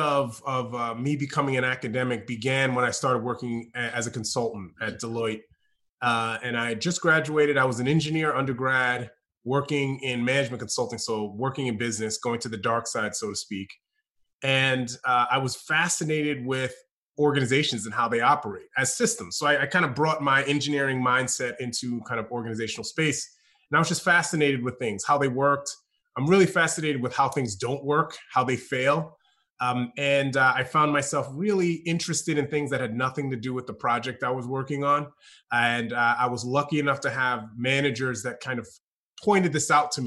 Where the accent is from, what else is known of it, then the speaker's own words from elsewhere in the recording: New York, United States; moved away as an adult; also born or lived in Austin, Texas; now in Chapel Hill, United States; I'm a New Yorker